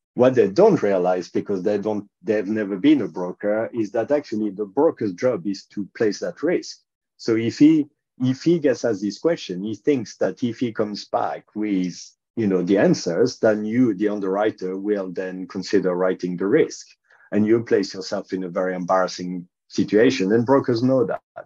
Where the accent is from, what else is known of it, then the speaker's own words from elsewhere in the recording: France; accent: French; English is a second language; moved away as an adult; also born or lived in United Kingdom; now in London, United Kingdom; as you can tell from my quite strong accent, I'm a Frenchman. Uh, I've actually lived in the UK longer than I've lived in France